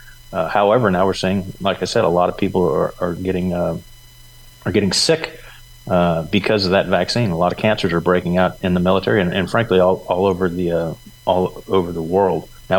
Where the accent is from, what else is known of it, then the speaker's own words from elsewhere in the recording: Itawamba County, Mississippi, United States; also born or lived in Red Bay, Alabama; I'm a Mississippi native. I was born here in Mississippi. Actually, I was born in Red Bay, Alabama, but our trailer was in Itawamba. So when they brought me home from the hospital, we came to Mississippi.